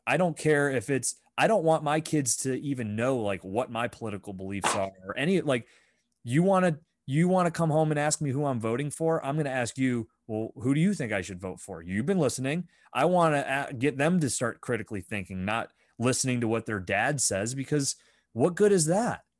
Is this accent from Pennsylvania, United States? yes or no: yes; Fifth Ward, Pennsylvania, United States; I grew up in the Fifth Ward, right? So I grew up up on High Street